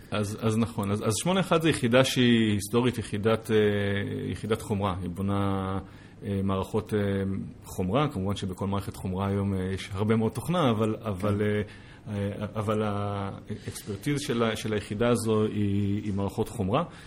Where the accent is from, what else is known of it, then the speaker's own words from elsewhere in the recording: Israel; also born or lived in United States; כישראלי, בוגר יחידות טכנולוגיות בצבא